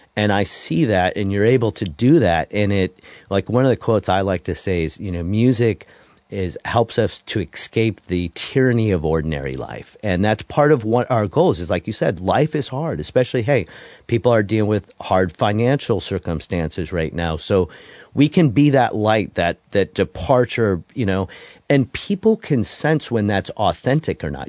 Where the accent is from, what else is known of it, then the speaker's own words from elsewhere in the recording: Detroit, Michigan, United States; also born or lived in Denton, Texas; now in Nashville, United States; my background growing up in Detroit